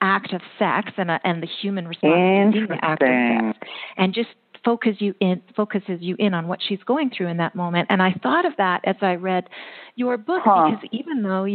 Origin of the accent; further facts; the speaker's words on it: Canada; I'm from Canada